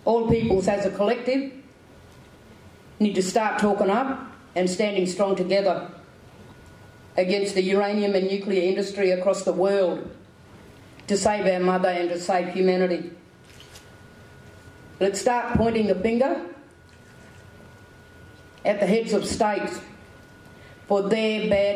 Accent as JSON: {"language": "English", "country": "Australia", "said": "I come from a first world country, a multicultural society"}